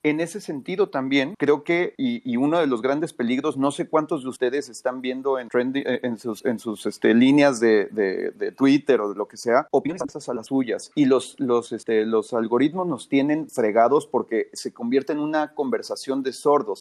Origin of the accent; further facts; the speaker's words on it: San Luis Potosí, Mexico; soy de San Luis Potosí